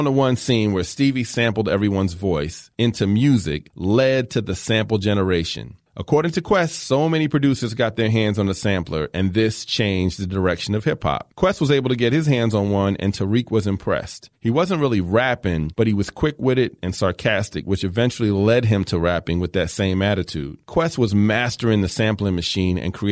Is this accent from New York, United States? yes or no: no; Philadelphia, Pennsylvania, United States; as a kid growing up in Philly